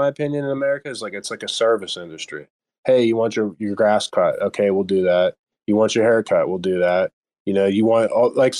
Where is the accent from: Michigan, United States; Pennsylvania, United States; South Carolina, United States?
Pennsylvania, United States; Pittsburgh; I'm from Pittsburgh area